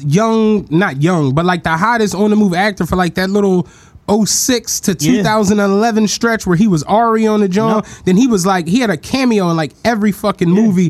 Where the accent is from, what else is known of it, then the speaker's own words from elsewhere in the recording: Cleveland, Ohio, United States; I'm from Cleveland.